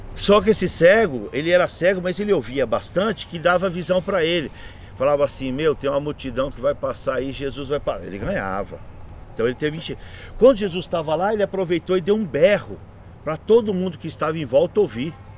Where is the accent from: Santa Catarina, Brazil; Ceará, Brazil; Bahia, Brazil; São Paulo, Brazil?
São Paulo, Brazil; Jandira; Sou morador aqui na cidade desde 1968, sou filho dessa cidade, moro onde eu nasci